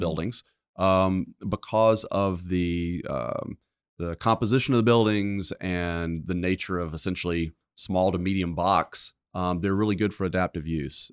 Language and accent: English; Columbia, South Carolina, United States; also born or lived in New England; I grew up in Columbia